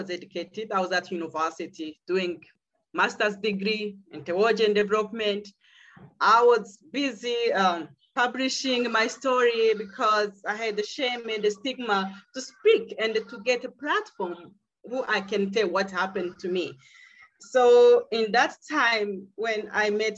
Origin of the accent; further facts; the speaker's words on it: Burundi; now in South Africa; I'm from Burundi.